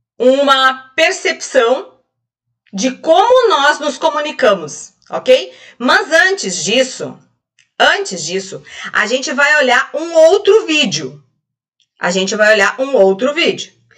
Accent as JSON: {"language": "Portuguese", "region": "Rio Grande do Sul", "country": "Brazil", "said": "Aqui no, no sul, como gaúcha, aqui a gente fala"}